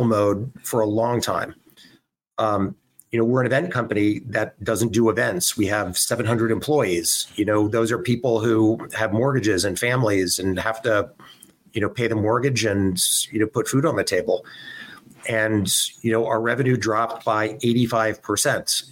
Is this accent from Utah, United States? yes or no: no; Southern California, United States; I grew up in Southern California